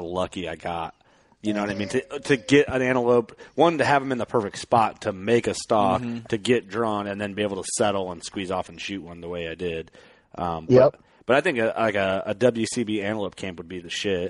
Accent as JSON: {"language": "English", "region": "Midwest", "country": "United States", "said": "we're from the Midwest"}